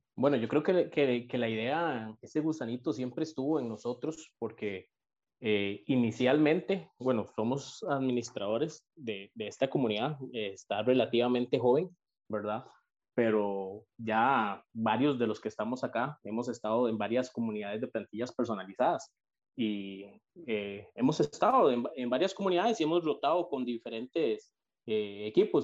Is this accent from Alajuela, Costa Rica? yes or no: no; San Isidro de El General, San José, Costa Rica; soy de en Pérez de León, soy de Pérez de León, peseteño